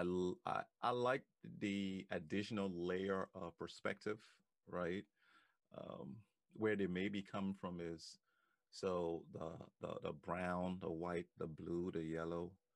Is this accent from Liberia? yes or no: yes; Liberia; now in United States; I remember growing up in Africa, in Liberia